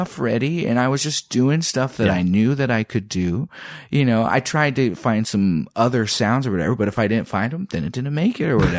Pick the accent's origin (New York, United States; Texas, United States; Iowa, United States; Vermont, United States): Iowa, United States; Lisbon; Growing up in Iowa, I'm mixed race. I'm black and white.